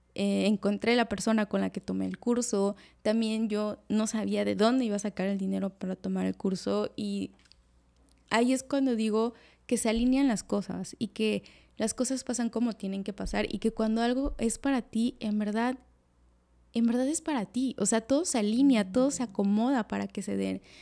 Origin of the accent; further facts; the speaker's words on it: Veracruz, Mexico; now in Cancún, Mexico; soy de Veracruz y que ahorita en estos momentos estoy viviendo en Cancún